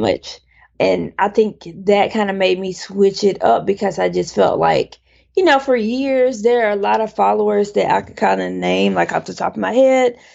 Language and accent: English; Childersburg, Alabama, United States; born or raised there; moved away as an adult; also born or lived in Dallas, Texas / Connecticut; now in Brooklyn, New York, United States